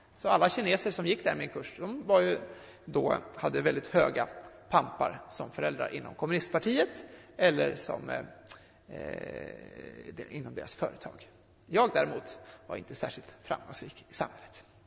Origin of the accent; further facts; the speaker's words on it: Sweden; Jag är född svensk